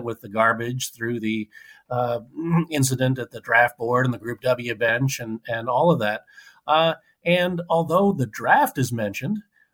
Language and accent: English; Cambridge, Massachusetts, United States; I'm from Cambridge, Massachusetts, where folk music was very big